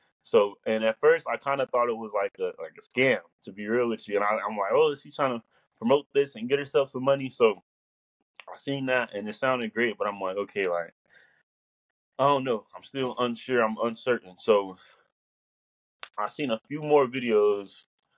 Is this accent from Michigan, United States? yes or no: no; Kansas City, Missouri, United States; born there; also born or lived in Fort Lauderdale / Tampa / Chicago / Atlanta; now in Helena, United States; I was born in Kansas City, Missouri. I live in Fort Lauderdale, Tampa, Chicago, Atlanta. Now I'm in Helena, Alabama.